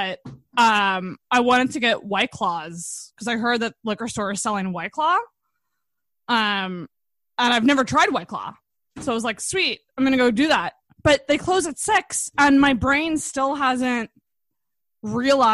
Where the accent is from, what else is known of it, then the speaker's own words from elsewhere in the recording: Antigonish, Nova Scotia, Canada; I'm like from the Maritimes. I grew up in Anaconish, so like I'm a Maritimer